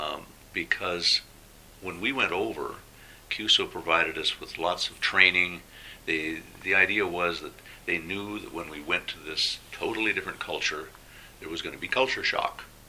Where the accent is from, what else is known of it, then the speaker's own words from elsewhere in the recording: Alberta, Canada; moved away as an adult; also born or lived in Thailand; I came from Alberta, which yes. is probably about as uh, introspective as you can get in Canada.